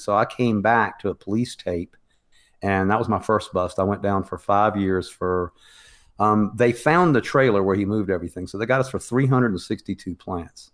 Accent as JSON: {"language": "English", "region": "the South", "country": "United States", "said": "I come from the South where, um, cannabis was very prohibited"}